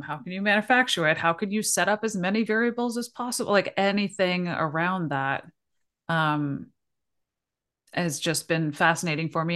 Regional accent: Toronto, Ontario, Canada; moved away as an adult; I'm originally from Toronto, so I've spent, like, my whole life there

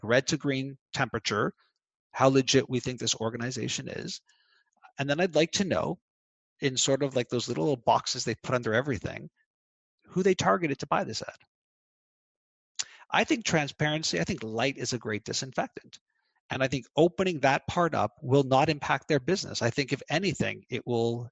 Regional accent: Canada; I'm Canadian.

